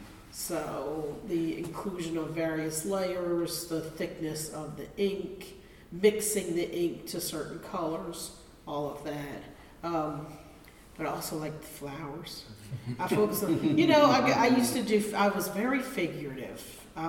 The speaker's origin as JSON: {"language": "English", "town": "Philadelphia", "region": "Pennsylvania", "country": "United States", "said": "I'm a transplant from Philadelphia. And so when I moved, my family line though is from here"}